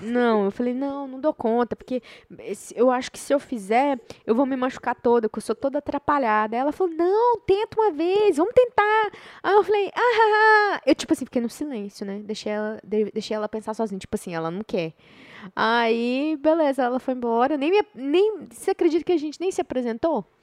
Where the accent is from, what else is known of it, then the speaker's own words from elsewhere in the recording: Brazil; moved away; sou brasileira